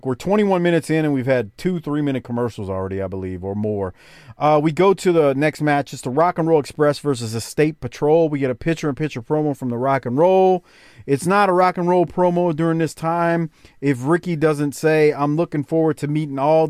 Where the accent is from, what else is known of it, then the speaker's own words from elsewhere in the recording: New Orleans, Louisiana, United States; growing up in New Orleans, I was listening to Q93